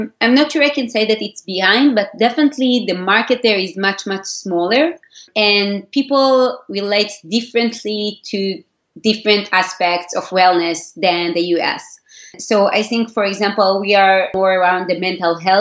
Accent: Israel; English is a second language; moved away as an adult; now in New York City, United States; can be heard from my accent, I'm originally from Israel, and we are now based in New York City

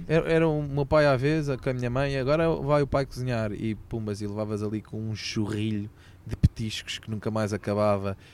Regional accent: Sintra, Lisbon, Portugal; eu depois já nasci aqui em Sintra, portanto sou saloio de gema

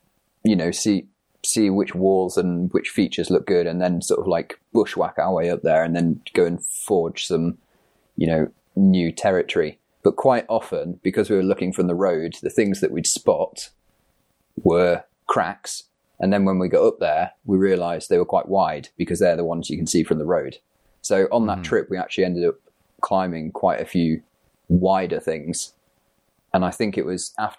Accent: East Midlands, United Kingdom; I grew up in the Peak District

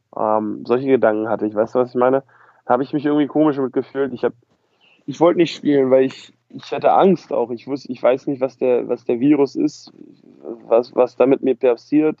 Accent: Berlin, Germany; ich komme aus Berlin

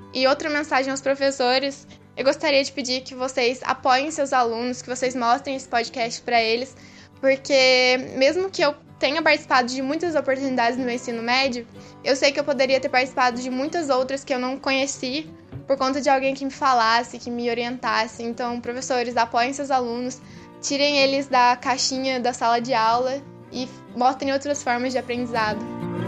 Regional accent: Guaxupé, Minas Gerais, Brazil; eu sou de Guaxupé, é uma cidade bem pequena

